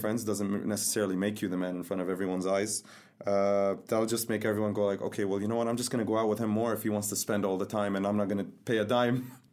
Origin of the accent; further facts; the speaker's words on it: Dubai, United Arab Emirates; I'm from Dubai.